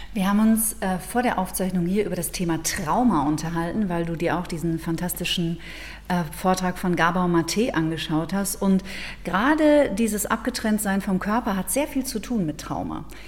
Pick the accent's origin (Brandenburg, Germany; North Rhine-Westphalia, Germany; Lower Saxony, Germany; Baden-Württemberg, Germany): North Rhine-Westphalia, Germany; Ruhr area; now in Munich, Germany; ich komme ja, lebe ja in München, bin ursprünglich aus dem Ruhrgebiet